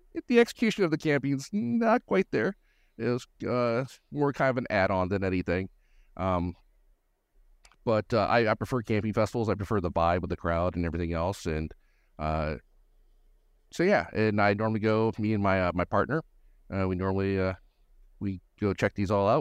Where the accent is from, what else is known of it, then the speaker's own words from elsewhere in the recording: Gallatin, Tennessee, United States; I'm just north Nashville, up in, uh, Gallatin, Tennessee